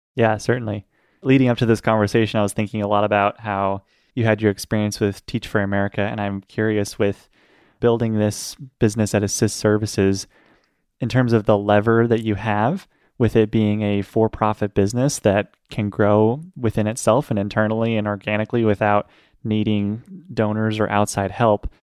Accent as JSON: {"language": "English", "town": "Portland", "region": "Oregon", "country": "United States", "tie": "born or raised there", "said": "here in my hometown of Portland"}